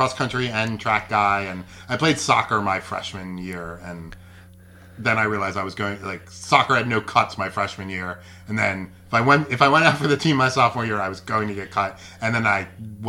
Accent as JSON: {"language": "English", "town": "Philadelphia", "region": "Pennsylvania", "country": "United States", "tie": "born or raised there", "said": "I grew up in the far northeast. My neighborhood does not really have a name."}